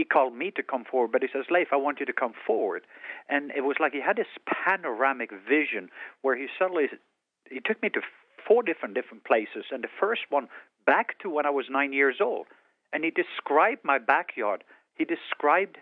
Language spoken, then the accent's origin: English; southwest coast, Norway; English is a second language; moved away; I was born in Norway on the southwest coast. That's why I have an accent.